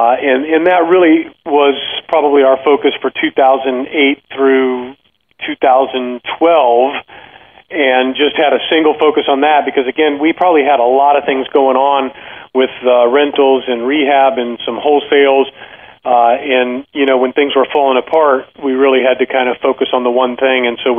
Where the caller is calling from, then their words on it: Tampa, Florida, United States; I'm right outside of Tampa, so okay. Sunny Florida.